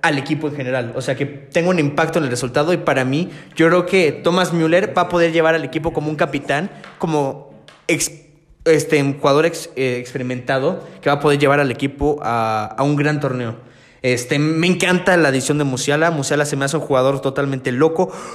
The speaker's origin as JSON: {"language": "Spanish", "country": "Mexico", "also_born_or_lived": "Canada", "said": "yo como mexicano"}